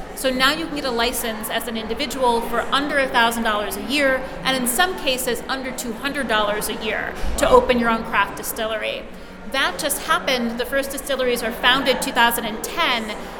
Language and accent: English; Ohio, United States; now in New York, United States; my home state of Ohio, where I'm from